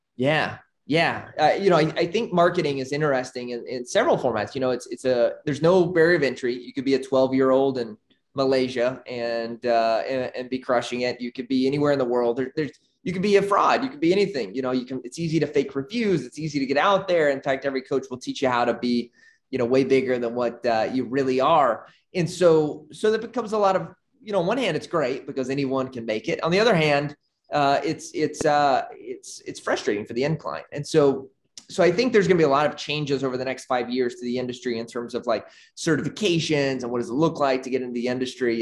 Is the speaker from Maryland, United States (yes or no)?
no; Arkansas, United States; moved away as an adult; now in Nicaragua; born and raised in Arkansas